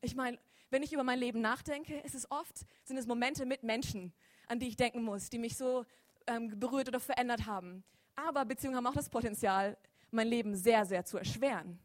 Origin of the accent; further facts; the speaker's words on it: Lörrach, Baden-Württemberg, Germany; Ich bin gebürtig auch aus Lörrach